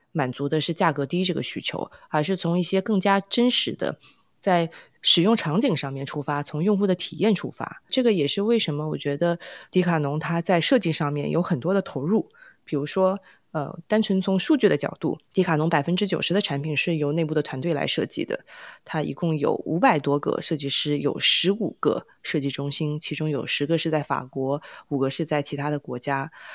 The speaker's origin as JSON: {"language": "Chinese", "country": "China", "said": "我自己也来自于 中国民营企业之乡"}